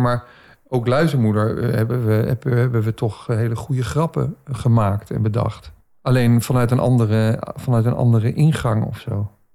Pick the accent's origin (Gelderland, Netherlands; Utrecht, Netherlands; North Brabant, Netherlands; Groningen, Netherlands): Utrecht, Netherlands; Baarn; Ik zeg, ja, uit Baren.